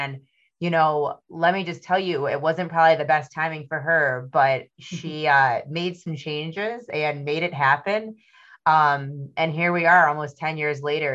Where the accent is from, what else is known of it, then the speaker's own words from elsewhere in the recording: Michigan, United States; I'm from Michigan